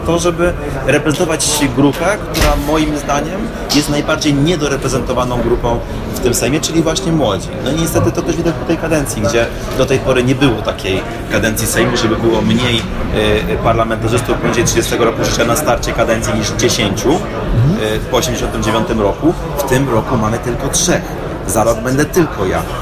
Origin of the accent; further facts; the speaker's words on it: Opole Voivodeship, Poland; Ja jestem z Opolszczyzny, która jest takim tyglem kulturowym